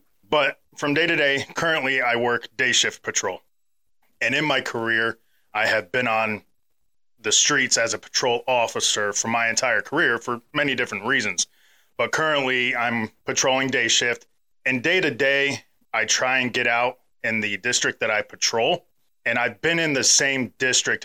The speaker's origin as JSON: {"language": "English", "region": "Ohio", "country": "United States", "tie": "born or raised there", "also_born_or_lived": "Charleston, South Carolina", "moved": "yes", "lives_now": "Auburn, United States", "said": "the town that we grew up in Ohio"}